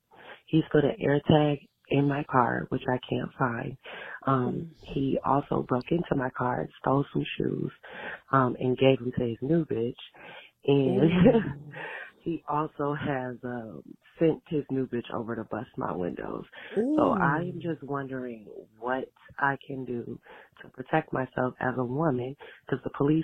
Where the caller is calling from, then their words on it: Chicago, Illinois, United States; Hi, my favorite person, Damona. … I'm from Chicago.